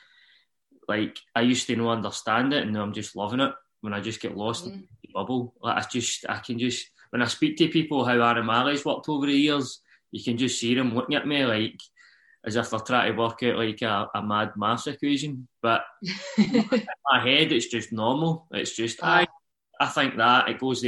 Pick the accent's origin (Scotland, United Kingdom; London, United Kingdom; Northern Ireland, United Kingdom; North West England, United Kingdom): Scotland, United Kingdom; Uddingston; I am from Uddingston, Nowview Park, which is just next to each other